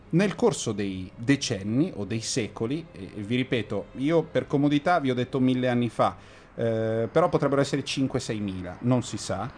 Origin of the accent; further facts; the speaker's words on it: Lombardy, Italy; essendo europei ed essendo lombardi e settentrionali